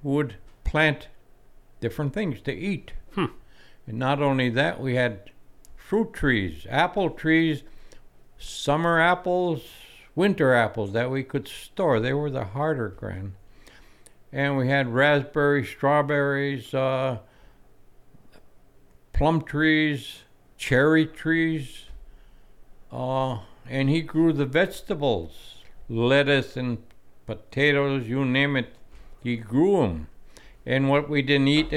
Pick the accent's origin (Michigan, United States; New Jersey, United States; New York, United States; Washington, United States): Michigan, United States; Mohawk; I grew up in Mohawk